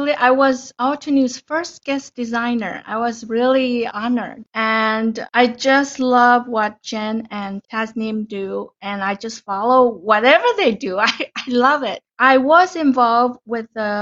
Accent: Taiwan; English is a second language; moved away as an adult; also born or lived in Ottawa, Canada; now in Canada; So I'm originally from Taiwan, and I grew up in Taiwan up till university when I graduated

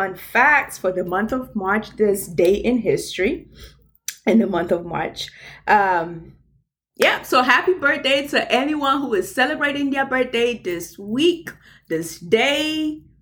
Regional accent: Nigeria; Y'all excuse my accent. I am Nigerian

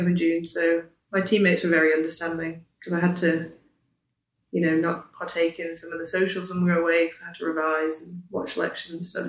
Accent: Isle of Man; I'm from the Isle of Man, studying the ACCA

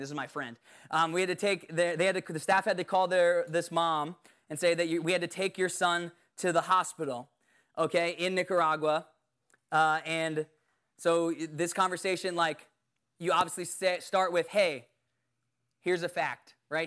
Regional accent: Bermuda; I was born in Bermuda

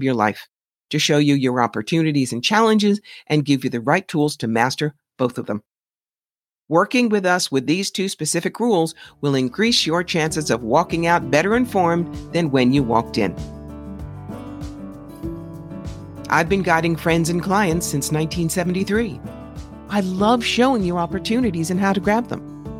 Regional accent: New York City, New York, United States; being a New Yorker

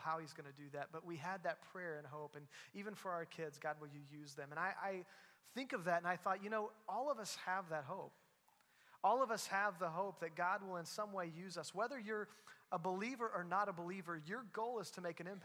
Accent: Southwest Missouri, United States; moved away as an adult; also born or lived in Louisville area; now in Joplin, United States; grew up in Southwest Missouri, part of Christ Church for a while, then moved away

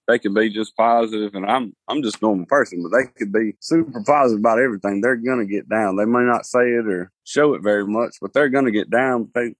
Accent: the South, United States; You know, I like food. I'm from the South.

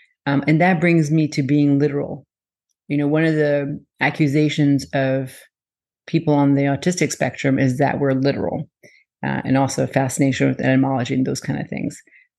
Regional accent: France; My whole family lives in France, and I lived in France. I was born in France and lived there for a while. So I may be more of a French, not Canadian, but that accent.

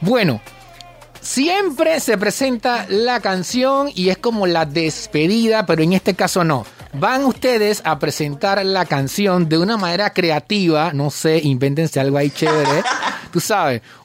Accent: Panama

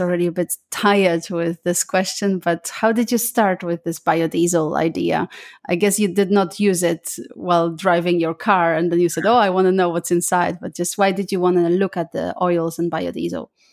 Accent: Poland; now in Luxembourg; I am originally from Poland

